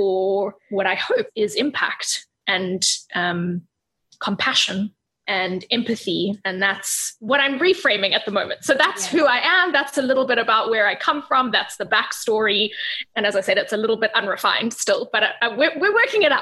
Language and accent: English; Cape Town, Western Cape, South Africa; also born or lived in Europe; I'm in Cape Town. I'm in South Africa. I was born in Europe, but I grew up here.